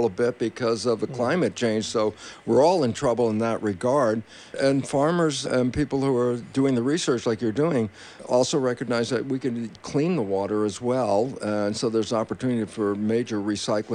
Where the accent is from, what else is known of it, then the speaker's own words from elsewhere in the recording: California, United States; being a Californian